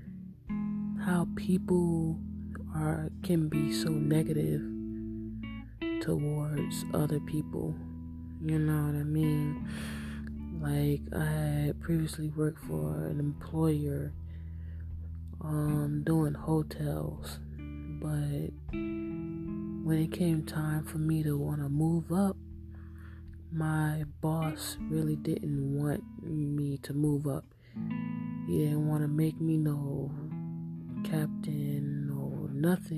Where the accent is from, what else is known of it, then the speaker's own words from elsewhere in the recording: Hempstead, New York, United States; I'm from Hempstead, New York